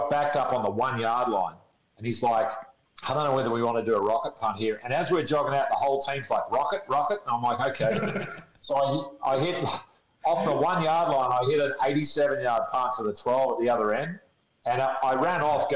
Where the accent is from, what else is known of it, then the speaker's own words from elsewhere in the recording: Australia; moved away as an adult; Where are you from? I said, Australia.